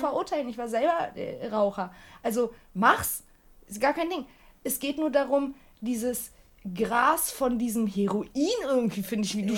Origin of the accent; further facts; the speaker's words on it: Turkey; now in Germany; Ich komme aus der Türkei und auch noch aus dem Land. Wir haben Tabak angepflanzt